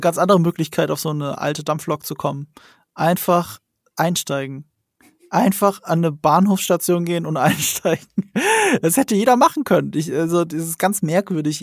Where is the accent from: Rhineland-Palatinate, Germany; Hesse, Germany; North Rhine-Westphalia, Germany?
Rhineland-Palatinate, Germany; the Ramstein area; Ich komme aus der Gegend